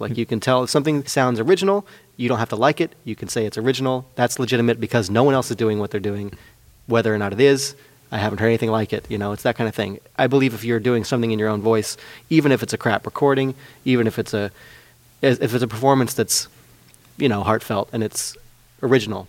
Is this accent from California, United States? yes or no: yes; Petaluma, California, United States; moved away as an adult; now in Santa Rosa, United States; growing up in Petaluma, I feel very fortunate to have grown up in Petaluma